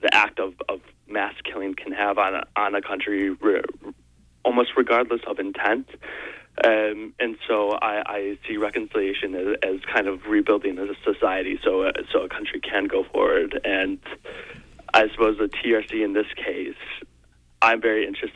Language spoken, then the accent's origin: English; United States; as an American people